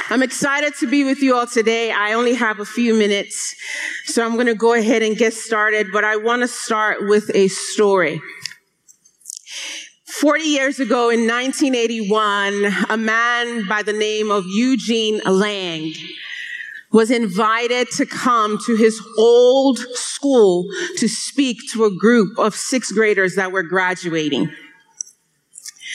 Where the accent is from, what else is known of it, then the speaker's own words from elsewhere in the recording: Nigeria; I am Nigerian